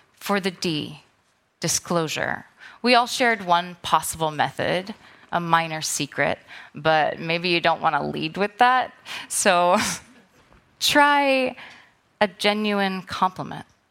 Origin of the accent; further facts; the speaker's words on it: New York City, New York, United States; I'm a New Yorker.